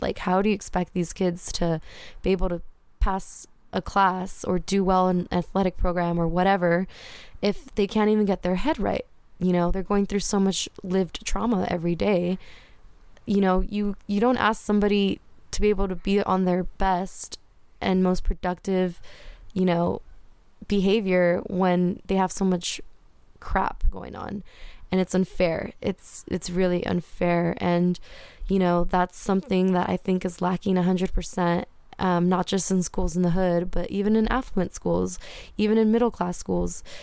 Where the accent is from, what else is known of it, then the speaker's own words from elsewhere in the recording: Whittier, California, United States; as a brown girl, you know, growing up in Whittier